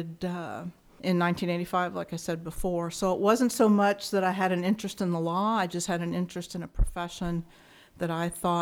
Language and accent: English; Ashland, Kentucky, United States; moved away as an adult; now in Arizona, United States; I grew up in a small town called Ashland, Kentucky